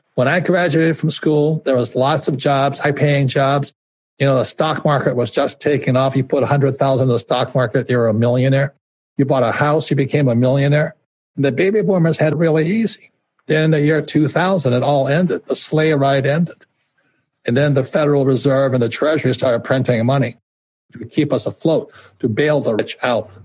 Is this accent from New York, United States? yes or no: no; Hawaii, United States; I'm fourth generation Japanese American. I was raised in Hawaii